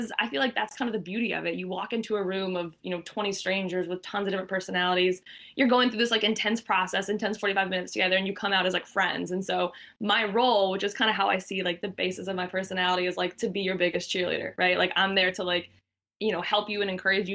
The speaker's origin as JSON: {"language": "English", "town": "Asheville", "region": "North Carolina", "country": "United States", "tie": "born or raised there", "also_born_or_lived": "Wilmington, North Carolina", "moved": "as an adult", "lives_now": "Boston, United States", "said": "I grew up in Asheville, North Carolina, in the mountains."}